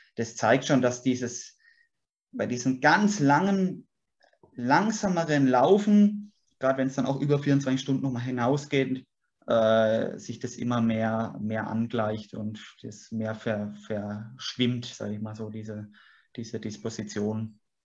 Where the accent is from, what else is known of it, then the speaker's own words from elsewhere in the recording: Würzburg, Bavaria, Germany; moved away as an adult; also born or lived in Sulzbach am Taunus, Hesse; ich bin Franke. Ich bin, bin äh, sehe mich ganz klar als Würzburger, bin hier aufgewachsen